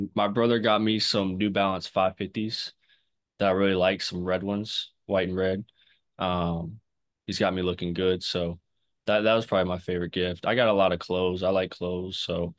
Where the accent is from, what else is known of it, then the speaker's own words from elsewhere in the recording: King, North Carolina, United States; I'm from King, North Carolina. It's about 20 minutes north of Wake. I grew up, you know, I'm a big family and faith-oriented guy.